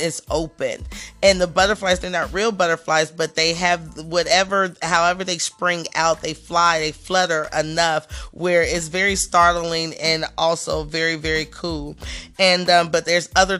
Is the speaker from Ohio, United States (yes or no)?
yes; Dayton, Ohio, United States; my hometown businesses, and I love to see my community doing big things and people that I may have known or went to school